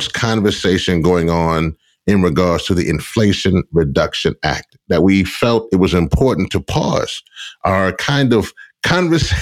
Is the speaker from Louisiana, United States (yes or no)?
yes; Louisiana, United States; my home area, my home state in Louisiana, in the Gulf Coast